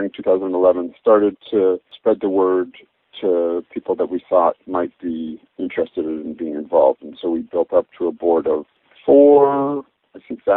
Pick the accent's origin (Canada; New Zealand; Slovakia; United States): Canada; Toronto, Ontario; I grew up in Toronto